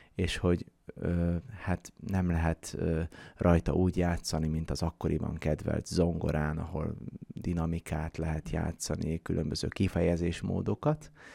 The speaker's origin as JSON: {"language": "Hungarian", "town": "Ják", "region": "Vas", "country": "Hungary", "tie": "born or raised there", "said": "én Jákon születtem, ott töltöttem gyerekkoromat"}